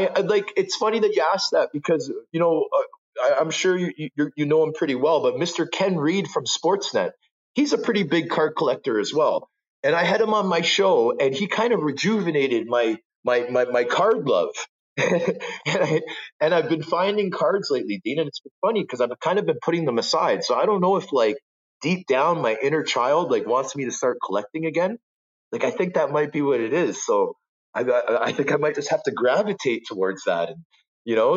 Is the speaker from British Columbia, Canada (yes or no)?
no; Toronto, Ontario, Canada; also born or lived in Vancouver; I grew up as a Canadian kid from Scarborough.